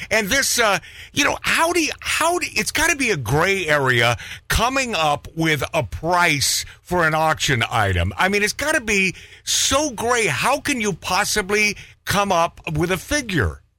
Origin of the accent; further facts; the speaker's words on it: Shipshewana, Indiana, United States; moved away as an adult; also born or lived in Auburn, Indiana; now in Beverly Hills, United States; I grew up in Shipshewana, Indiana